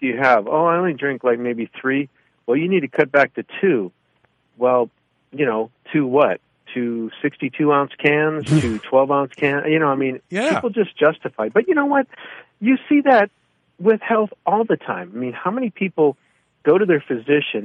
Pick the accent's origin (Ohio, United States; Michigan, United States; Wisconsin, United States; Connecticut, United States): Ohio, United States; growing up in Ohio